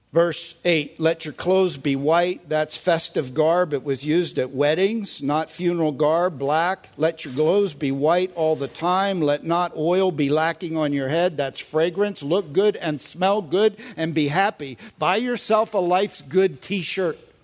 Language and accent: English; United States; I'm an American